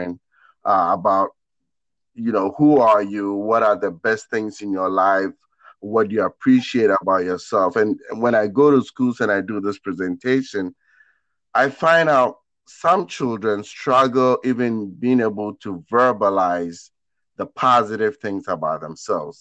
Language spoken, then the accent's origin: English; Ghana; moved away; I come from Ghana in West Africa. And I was uprooted and planted in a brand new place, a completely different environment